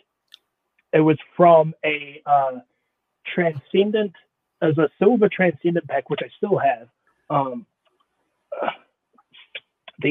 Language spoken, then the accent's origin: English; New Zealand; also born or lived in Pittsburgh, Pennsylvania / Portland, Oregon / Austin, Texas; now in Florida, United States; I'm from New Zealand